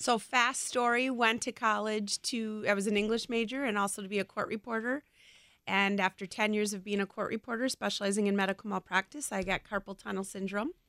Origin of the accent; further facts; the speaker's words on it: Brookfield, Wisconsin, United States; also born or lived in West Allis, Wisconsin / Waukesha, Wisconsin; I was born in West Dallas and grew up in Brookfield